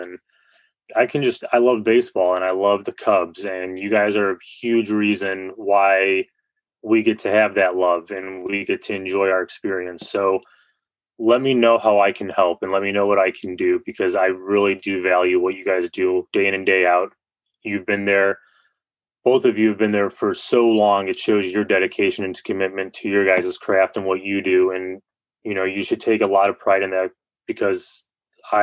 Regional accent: Northwest Indiana, United States; I grew up in Northwest Indiana, played high school baseball

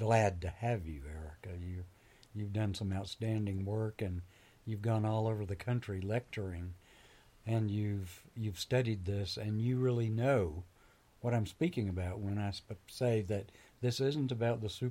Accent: Mobile, Alabama, United States; also born or lived in Boston, Massachusetts / Anniston, Alabama; I grew up in Mobile, Alabama

